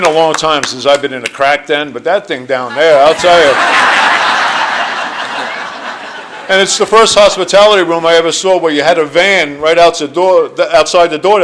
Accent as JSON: {"language": "English", "area": "Jersey Shore", "region": "New Jersey", "country": "United States", "said": "I am from the Jersey Shore, New Jersey"}